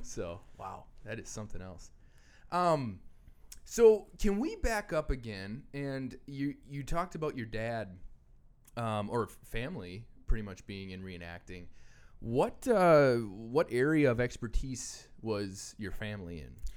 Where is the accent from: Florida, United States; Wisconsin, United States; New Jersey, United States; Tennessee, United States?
Wisconsin, United States; Random Lake; where I grew up in Random Lake